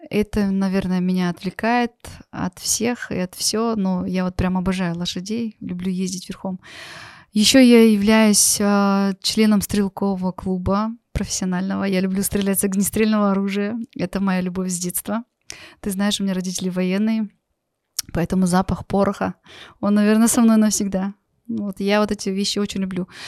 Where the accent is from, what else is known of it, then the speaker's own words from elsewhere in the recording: Russia; born there; Я родилась в России, и очень много мы переезжали.